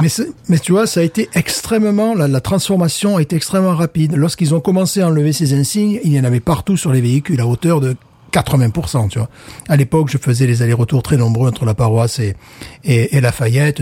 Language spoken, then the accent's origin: French; France; now in Louisiana, United States; je suis français